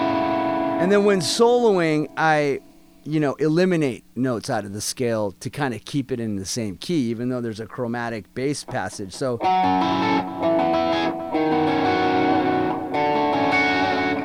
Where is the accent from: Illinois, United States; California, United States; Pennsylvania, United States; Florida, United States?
California, United States; San Francisco Bay Area; also born or lived in Atlanta, Georgia; I grew up in the Bay Area